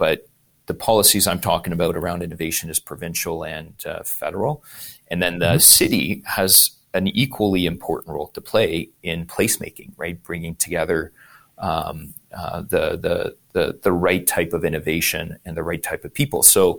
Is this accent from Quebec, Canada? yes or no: yes; Montreal, Quebec, Canada; Look at that. We're both from Montreal.